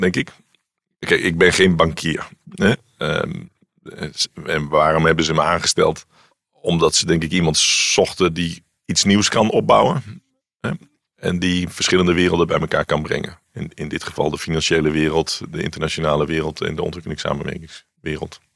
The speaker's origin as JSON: {"language": "Dutch", "region": "Randstad", "country": "Netherlands", "also_born_or_lived": "Wageningen", "moved": "as an adult", "said": "ik kwam uit de Randstad"}